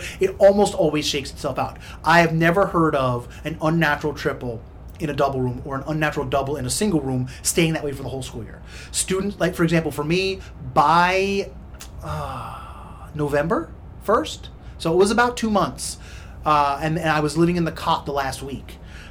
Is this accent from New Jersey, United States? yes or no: yes; New Jersey, United States; So I went to a state school in my home state of New Jersey for a year